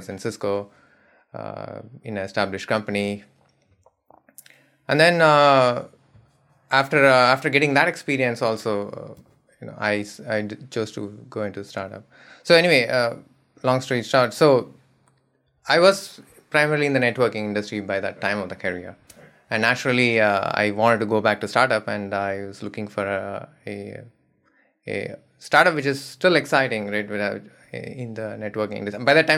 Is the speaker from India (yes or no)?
yes; Madurai, Tamil Nadu, India; also born or lived in Chennai; So I grew up in a small town called Madurai. I was born in Madurai. It's very famous. It's a very old city.